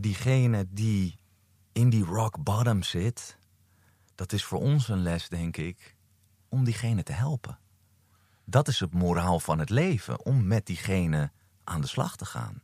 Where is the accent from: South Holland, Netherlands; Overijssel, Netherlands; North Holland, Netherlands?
North Holland, Netherlands; Amsterdam; Amsterdam, geboren en getogen.